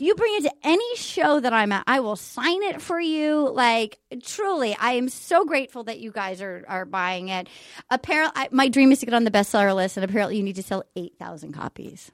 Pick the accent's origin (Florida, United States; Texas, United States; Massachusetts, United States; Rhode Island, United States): Rhode Island, United States; I grew up in Rhode Island